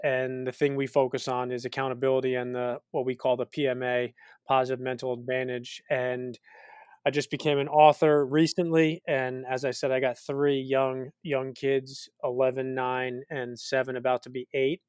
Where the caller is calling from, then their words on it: Greenwich, Connecticut, United States; I'm calling in from Greenwich, Connecticut, in the United States.